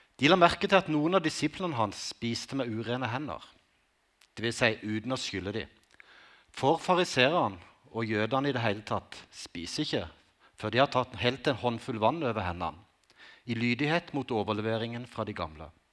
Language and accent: Norwegian; Konsmo, Agder, Norway; Livet som ungdom på Konsmo i 80-tallet